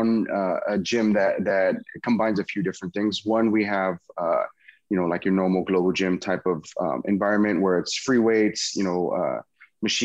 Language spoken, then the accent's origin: English; Patterson, California, United States; also born or lived in Bay Area; I ended up moving back to my hometown, which is Patterson.